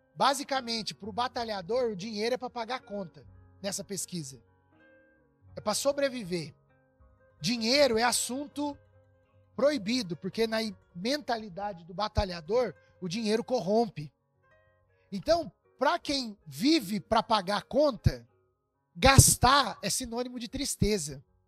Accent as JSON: {"language": "Portuguese", "country": "Brazil", "said": "a gente é brasileiro também"}